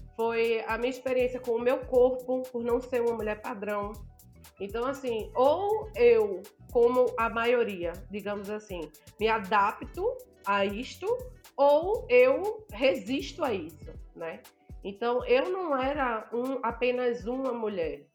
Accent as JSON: {"language": "Portuguese", "region": "Northeast Region", "country": "Brazil", "said": "sou nordestina, gosto de ressaltar isso. Nordestina retada"}